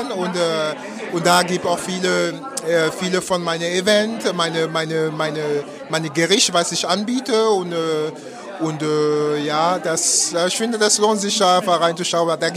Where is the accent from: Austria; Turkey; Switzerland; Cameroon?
Cameroon; German is a second language; moved away as an adult; now in Germany; Äh, ich komme aus Kamerun. Ich, bin, äh, ich lebe in Deutschland seit äh, schon zwölf Jahren